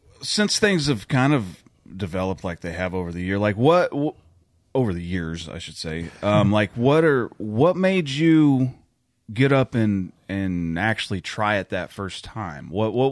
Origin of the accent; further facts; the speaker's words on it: Oklahoma, United States; I'm from New Walla, Oklahoma.